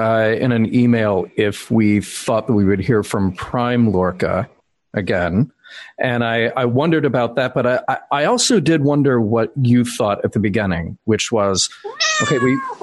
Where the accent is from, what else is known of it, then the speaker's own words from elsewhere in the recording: the South, United States; as a Southerner who really does not have a Southern accent, I know that there are words I can say or that I'll slip into every now and then that I think, wait a minute, that just sounded like a guy from Alabama.